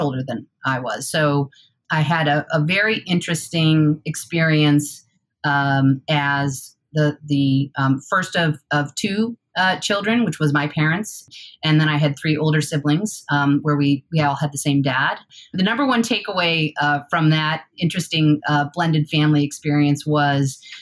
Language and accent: English; Newark, New York, United States; moved away as an adult; also born or lived in Boston / Oregon; I grew up in a town called Newark, New York, uh, which is in the Finger Lakes region.